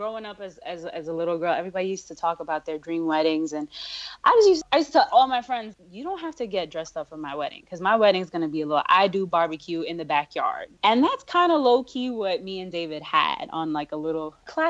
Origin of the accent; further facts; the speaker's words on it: India; I'm from India, and my family rolls deep. That's why you never want to have a wedding in India